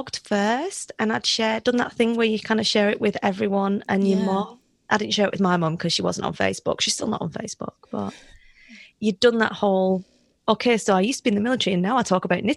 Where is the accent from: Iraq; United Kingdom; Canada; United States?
United Kingdom; moved away as an adult; also born or lived in South Africa; I am British